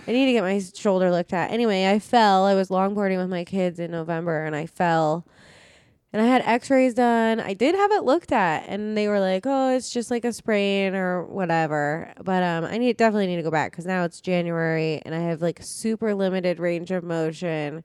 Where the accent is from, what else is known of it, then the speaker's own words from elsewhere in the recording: Phoenix, Arizona, United States; moved away; we're from Phoenix